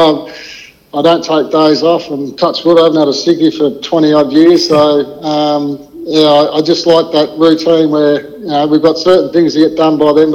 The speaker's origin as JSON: {"language": "English", "town": "Nhill", "region": "Victoria", "country": "Australia", "tie": "born or raised there", "moved": "yes", "said": "I never ever imagined I'd ever leave, and my parents had a hardware store up there"}